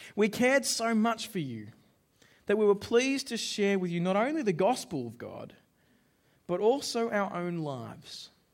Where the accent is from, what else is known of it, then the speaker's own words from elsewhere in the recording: Australia; as an Australian